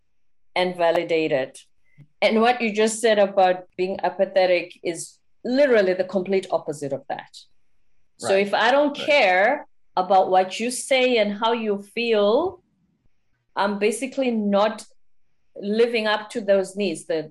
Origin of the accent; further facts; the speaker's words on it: South Africa; moved away as an adult; also born or lived in South Korea; now in United States; I'm a South African